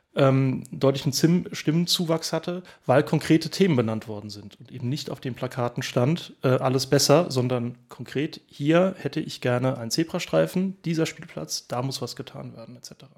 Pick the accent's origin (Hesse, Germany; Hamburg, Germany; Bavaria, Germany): Hesse, Germany; Oestrich-Winkel; ich bin auch hier im, im Ort aufgewachsen äh, seit, äh, seit vielen, vielen Jahren. Ähm, wohne ich auch hier in Österreich-Winkel